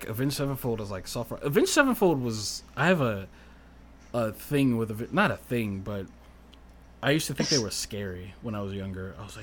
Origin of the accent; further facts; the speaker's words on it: Louisiana, United States; I've lived here my entire life